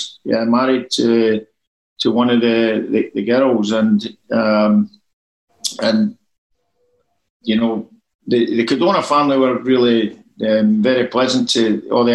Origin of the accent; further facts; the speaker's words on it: Glasgow, Scotland, United Kingdom; also born or lived in Barrhead / Southwest London; now in London, United Kingdom; I was born in Duke Street Hospital in Glasgow